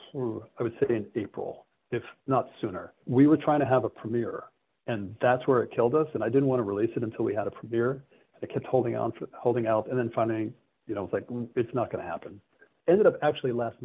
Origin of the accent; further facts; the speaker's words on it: Stamford, Connecticut, United States; my hometown of Stamford, Connecticut